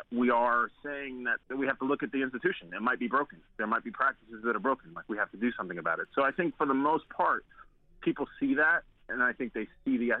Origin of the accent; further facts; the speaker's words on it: New York City, New York, United States; a friend of mine, who we grew up together in Staten Island